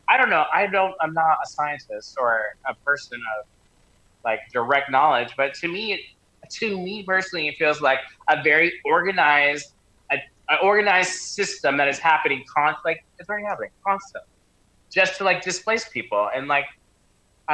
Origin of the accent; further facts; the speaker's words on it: the South, United States; I'm from the South